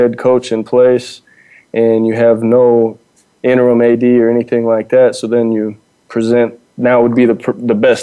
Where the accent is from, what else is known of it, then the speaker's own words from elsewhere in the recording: Dallas, Texas, United States; now in Idabel, United States; originally I'm from Dallas, born and raised in Dallas and around Dallas